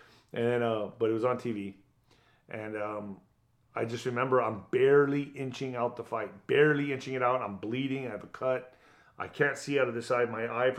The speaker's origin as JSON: {"language": "English", "town": "El Paso", "region": "Texas", "country": "United States", "tie": "born or raised there", "said": "Signed him. I was going to do it in my hometown of El Paso."}